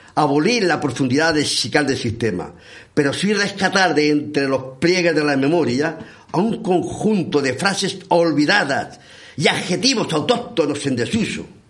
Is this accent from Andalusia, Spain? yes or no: no; Bullas, Region of Murcia, Spain; yo soy de bullas